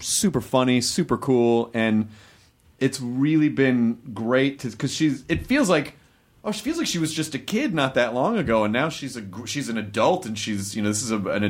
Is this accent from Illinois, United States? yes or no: no; Memphis, Tennessee, United States; also born or lived in various places; Well, I grew up in a lot of places, but primarily Memphis, Tennessee. But my family moved a lot.